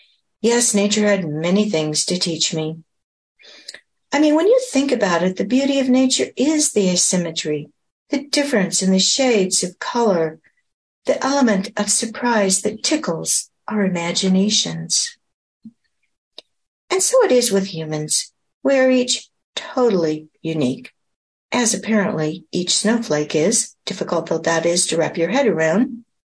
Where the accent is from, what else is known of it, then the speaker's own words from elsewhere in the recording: Pacific Northwest, United States; After all, I came from the Pacific Northwest.